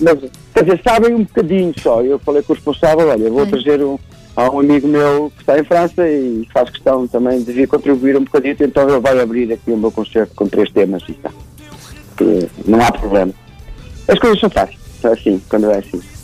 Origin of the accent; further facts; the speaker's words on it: Germany; now in Portugal; fui criado na Alemanha